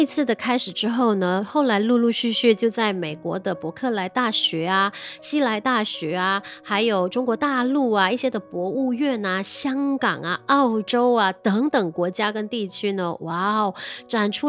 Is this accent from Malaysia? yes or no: yes; Malaysia; 我们马来西亚这边